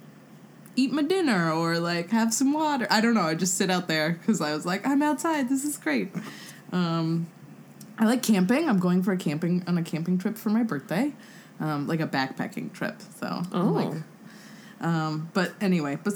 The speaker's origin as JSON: {"language": "English", "town": "Los Angeles", "region": "California", "country": "United States", "tie": "born or raised there", "said": "I was born and raised in Los Angeles, and I still live in Los Angeles"}